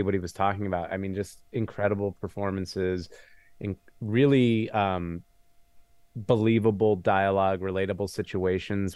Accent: New Mexico, United States; moved away as an adult; now in Los Angeles, United States; I'm from New Mexico. I've been in L A for about twenty-five years. So, I just grew up in the desert.

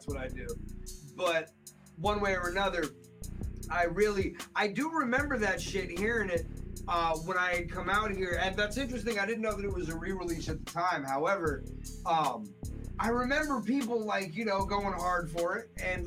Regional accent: United States; now in Massachusetts, United States; I came from New Jersey, New York area

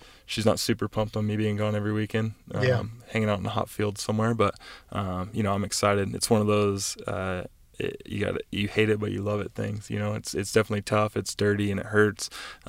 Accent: East Coast, United States; I grew up on the East Coast and I rode a lot of like sawdust tracks and sand tracks and just deep rutted, stuff.

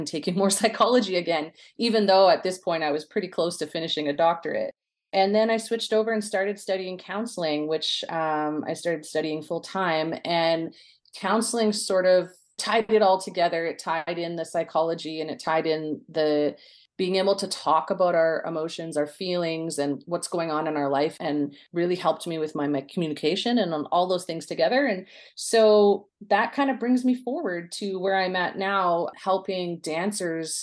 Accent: Coquitlam, British Columbia, Canada; I grew up in Coquitlam, British Columbia, out west, and grew up in the city.

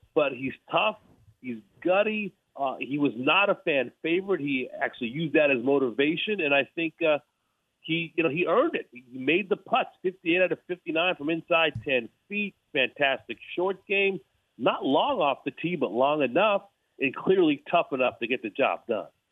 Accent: Los Angeles, California, United States; I'm from

